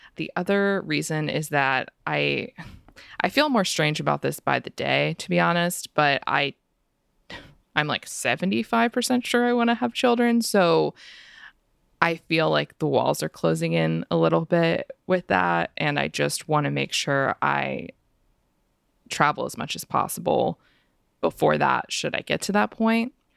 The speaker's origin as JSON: {"language": "English", "country": "United States", "said": "I am American"}